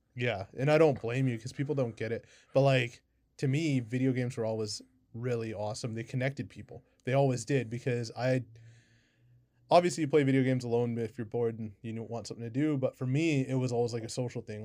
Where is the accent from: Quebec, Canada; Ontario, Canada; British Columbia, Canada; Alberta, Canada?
British Columbia, Canada; Kamloops; I'm from Kamloops